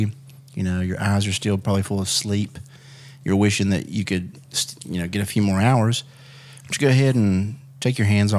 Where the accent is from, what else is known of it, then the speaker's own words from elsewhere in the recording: West Virginia, United States; West Virginia.